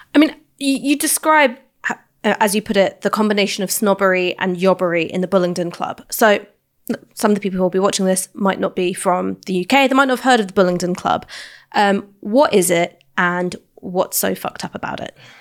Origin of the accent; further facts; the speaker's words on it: London, United Kingdom; I grew up in London